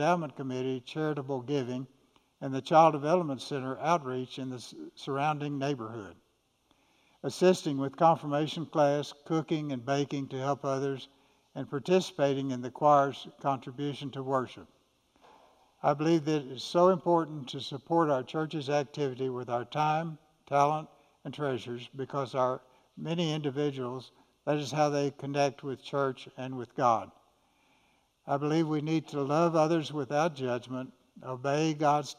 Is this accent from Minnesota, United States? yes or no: no; Austin, Texas, United States; I was born in 1941 in Austin. and grew up attending church